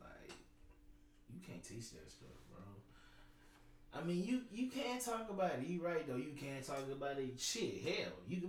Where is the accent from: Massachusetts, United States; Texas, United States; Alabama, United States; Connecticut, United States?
Texas, United States; Houston; I'm from Houston.